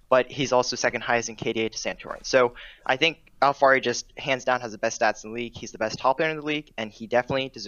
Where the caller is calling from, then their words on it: Virginia, United States; Uh, Shardsville, Virginia.